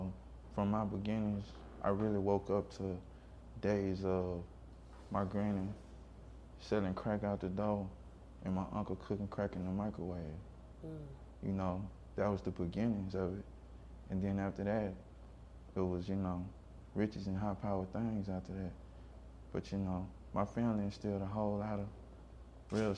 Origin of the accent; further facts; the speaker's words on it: Hammond, Louisiana, United States; also born or lived in Seattle; Hammond, Louisiana